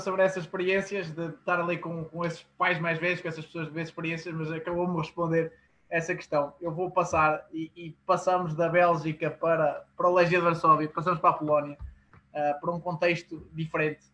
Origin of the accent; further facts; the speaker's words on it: Portugal; como, como portugueses